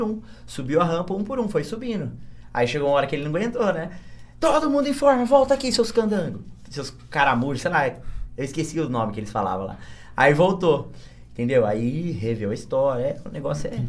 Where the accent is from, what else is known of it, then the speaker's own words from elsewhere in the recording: Bariri, São Paulo, Brazil; Eu vim pra cá pequeno e aí eu cresci aqui. Mas eu na, sou nascido em São Paulo. Sou paulista aqui, baririense.